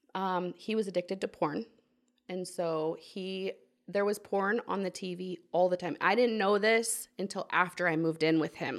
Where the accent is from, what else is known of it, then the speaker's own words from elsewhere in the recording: Portland, Oregon, United States; moved away as an adult; also born or lived in Walla Walla, Washington; now in Alexandria, United States; I grew up in Portland, Oregon.